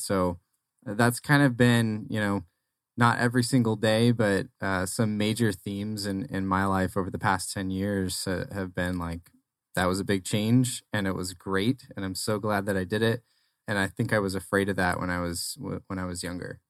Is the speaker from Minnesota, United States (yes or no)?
no; Arizona, United States; also born or lived in Nebraska; so born in Nebraska, raised in Arizona, though, so I'm, I'm almost an Arizona native